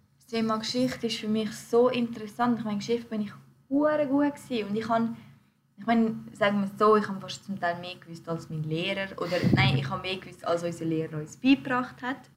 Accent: Switzerland; wir sind Schweizer, so. Mhm. Unsere Eltern sind auch hier in die Schule gegangen, sie haben den gleichen Bildungsweg gemacht wie wir

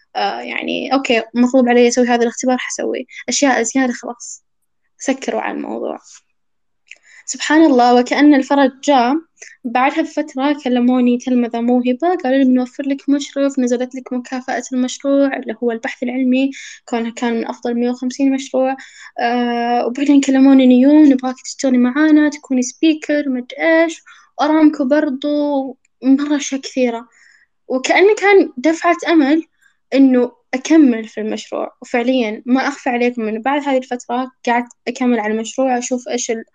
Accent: Saudi Arabia; أنا سعودية

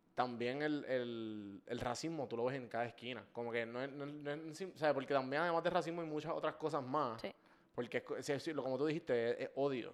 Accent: Puerto Rico

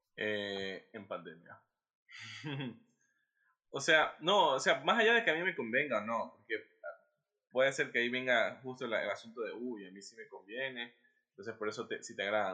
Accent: Guayaquil, Guayas, Ecuador

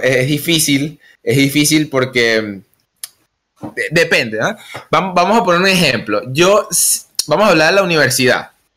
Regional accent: Venezuela; Nosotros que somos de Venezuela

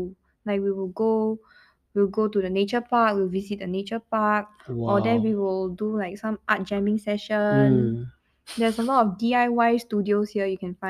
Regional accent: Malaysia; moved away as an adult; now in Singapore; I'm still Malaysian, though.

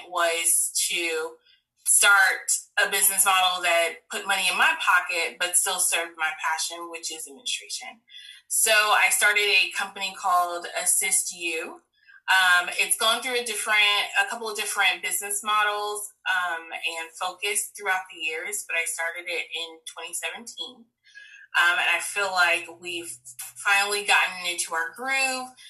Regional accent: Tampa, Florida, United States; I am born and raised here in Tampa, Florida.

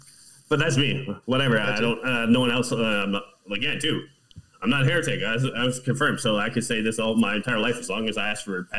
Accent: Canada; I'm Canadian

